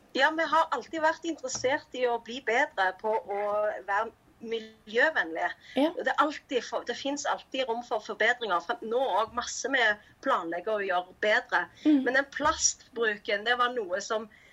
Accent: Stavanger, Rogaland, Norway; moved away as an adult; now in Cambodia; jeg er fra Stavanger

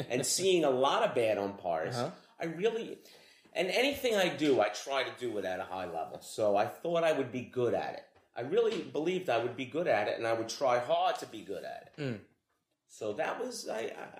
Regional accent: New York City, New York, United States; I grew up in Queens

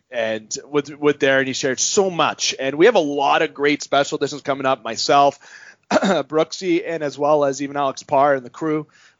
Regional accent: Canada; in terms of being a Canadian.

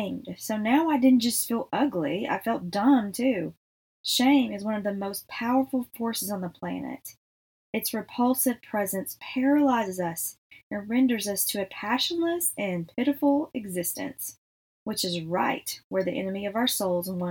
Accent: Texas, United States; we are from Texas

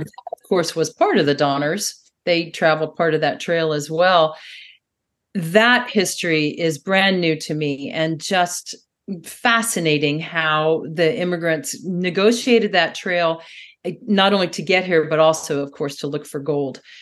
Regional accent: Xenia, Ohio, United States; moved away; When I was very young, I lived, I grew up in Ohio

